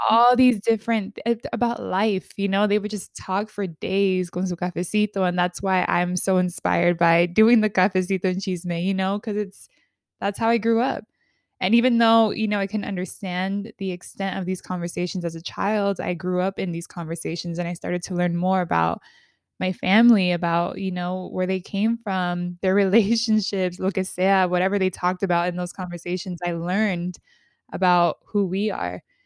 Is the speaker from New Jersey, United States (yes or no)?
no; California, United States; I grew up in California, like, California through and through